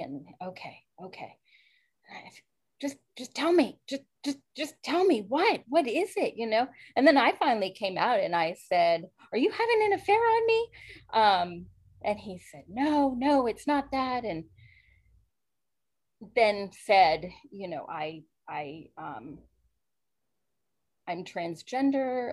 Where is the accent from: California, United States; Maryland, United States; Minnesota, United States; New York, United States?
Maryland, United States; I grew up in Maryland, born and raised, a strict Catholic family